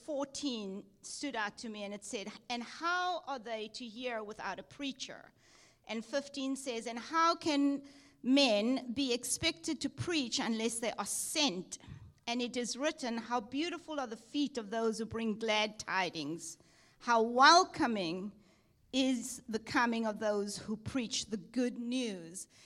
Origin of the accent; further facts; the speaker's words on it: Cape Town, Western Cape, South Africa; moved away as an adult; also born or lived in Durban, South Africa / Texas, United States; I was born in South Africa, Cape Town, South Africa, went to Durban, South Africa to study at Bible College